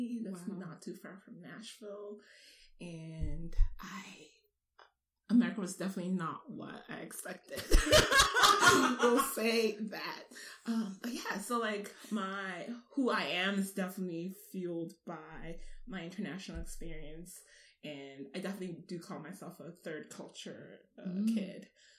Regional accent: Ghana; also born or lived in Japan / Dubai, United Arab Emirates; now in United States; moving to the States, I had lived in 4 countries. So we started, my family's from Ghana originally, and I was born in Japan. And we lived there till I was 5, then moved to the UAE, living in Dubai for another 5 years. Then we moved to Ghana.

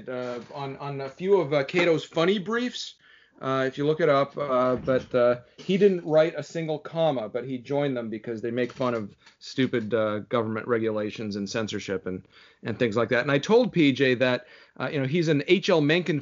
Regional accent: Ontario, Canada; born or raised there; moved away as an adult; also born or lived in Moscow, Russia; now in Falls Church, United States

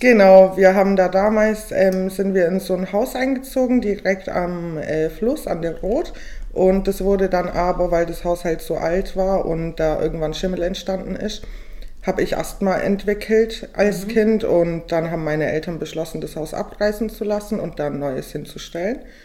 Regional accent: Weißenhorn, Bavaria, Germany; also born or lived in Augsburg; now in Ulm, Germany; Ich bin gebürtige Weißenhornerin. Ich komme aus der schönen Fuggerstadt in Weißenhorn. ja, und da bin ich geboren und aufgewachsen.

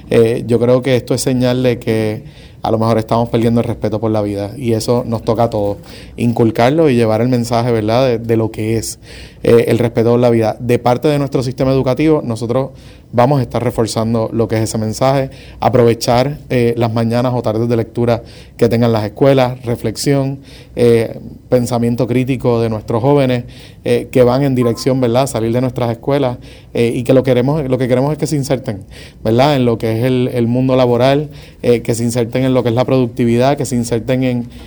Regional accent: Puerto Rico; yo crecí viendo la criminalidad en Puerto Rico

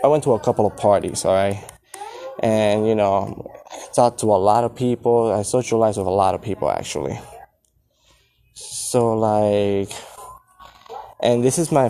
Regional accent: Puerto Rico; also born or lived in Florida; now in El Paso, United States; I was born in Puerto Rico

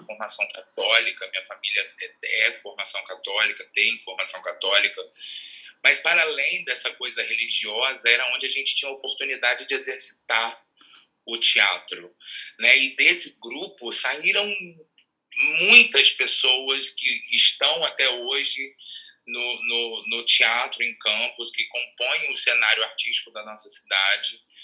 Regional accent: Rua do Gás, next to the Goytacaz field, Rio de Janeiro, Brazil; eu sou nascido e criado na Rua do Gás

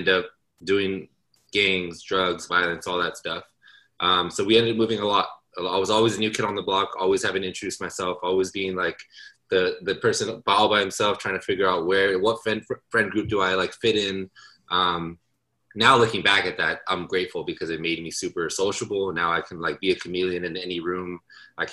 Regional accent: Los Angeles, California, United States; I am born and raised in Los Angeles and all throughout Southern California

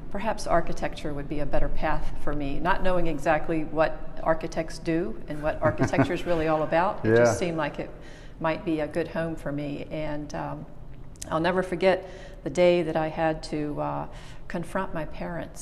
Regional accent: Chesapeake, Virginia, United States; also born or lived in North Carolina; I grew up on the Norfolk side of Chesapeake and graduated from Indian River High School

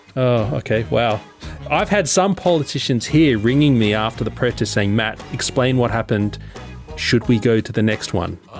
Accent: Sydney, New South Wales, Australia; growing up in Sydney

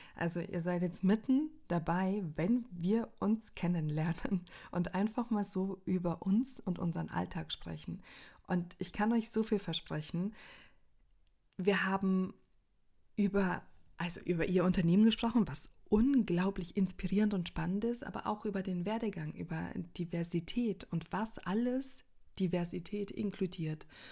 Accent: Austria; now in Germany; ich als Österreicherin

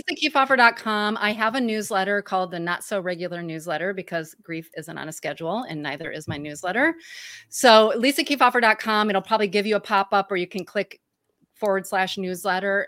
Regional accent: Michigan, United States; accent: Midwestern twangy; moved away; I'm from Michigan originally, so everybody knows my Michigan, you know, m, Midwest twangy voice

